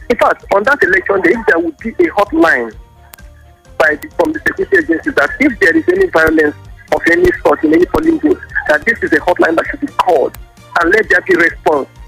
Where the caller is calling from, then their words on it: Lagos, Nigeria; I'm calling from Lagos.